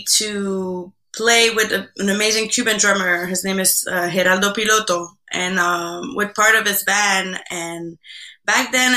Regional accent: Quebec, Canada; first language French; English is a second language; moved away; also born or lived in Havana, Cuba; I'm from Quebec originally

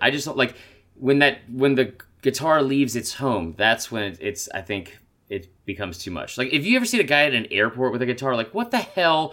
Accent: Atlanta, Georgia, United States; growing up in Atlanta

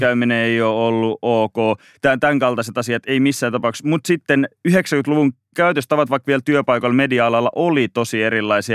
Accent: Mikkeli, South Savo, Finland; now in Helsinki, Finland; mä oon Mikkelistä kotoisin

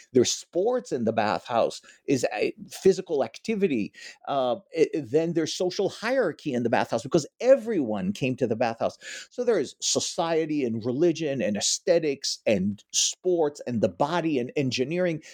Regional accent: Israel; moved away as an adult; also born or lived in New York; now in Ann Arbor, United States; Originally, I am from Israel

